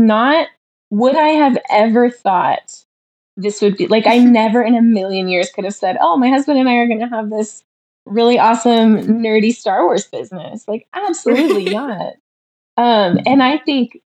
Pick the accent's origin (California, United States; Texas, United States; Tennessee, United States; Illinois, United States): Illinois, United States; Champaign; I'm from Illinois. I was born in Champaign. So I grew up there